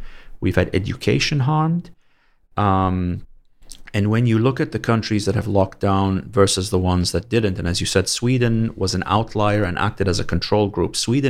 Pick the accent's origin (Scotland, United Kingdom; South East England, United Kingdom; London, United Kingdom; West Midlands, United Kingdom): London, United Kingdom; moved away as an adult; also born or lived in Canada; now in Saudi Arabia; I was born and brought up in London.